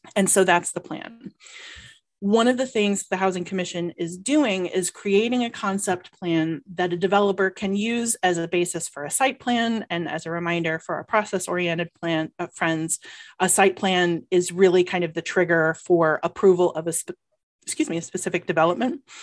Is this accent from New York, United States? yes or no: no; Georgia, United States; now in Ann Arbor, United States; I am from Georgia